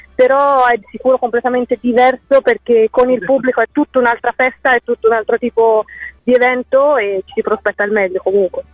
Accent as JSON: {"language": "Italian", "town": "Pistoia", "region": "Tuscany", "country": "Italy", "moved": "as an adult", "lives_now": "Bologna, Italy", "said": "sono di Pistoia, in ah, Toscana, ah. eh, però studio a Bologna"}